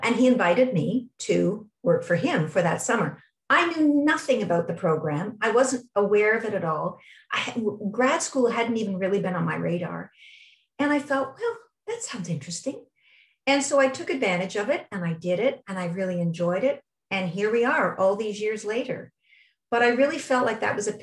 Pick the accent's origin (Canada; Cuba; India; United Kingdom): Canada; Toronto, Ontario; my hometown is Toronto, and I went for all my schooling in Toronto, elementary, junior high, high school, and I did all three degrees at U of T